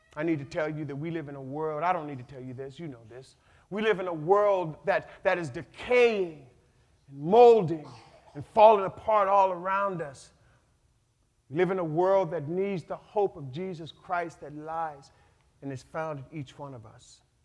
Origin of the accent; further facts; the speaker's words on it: North Pole, Alaska, United States; I was born and raised in North Pole, Alaska on a farm